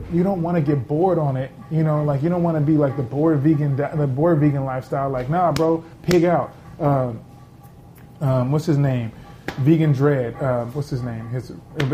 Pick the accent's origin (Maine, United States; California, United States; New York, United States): California, United States; Los Angeles; I grew up in South Central Los Angeles, which is considered a food desert